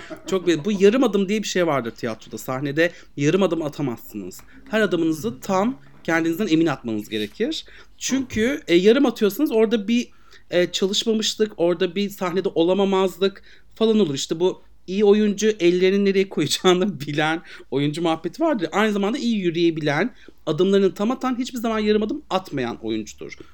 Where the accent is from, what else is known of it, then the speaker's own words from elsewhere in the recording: Aegean Region, Turkey; bizim oralar Egeli